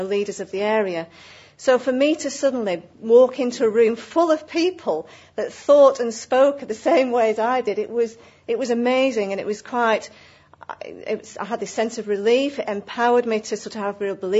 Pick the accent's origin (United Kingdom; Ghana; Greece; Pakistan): United Kingdom; Accrington, North West England; my hometown of Accrington